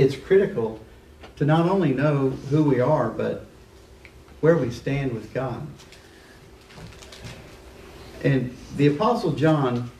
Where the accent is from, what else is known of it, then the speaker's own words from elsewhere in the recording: Liberty, Missouri, United States; moved away as an adult; I'm from Liberty. I spent the first 18 years of my life there and moved here in 81